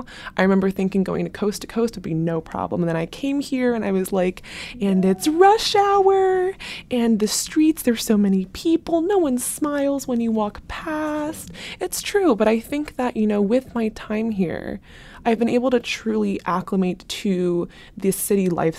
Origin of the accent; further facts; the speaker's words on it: Foster City, California, United States; moved away as an adult; now in New York City, United States; I'm a junior from Foster City, California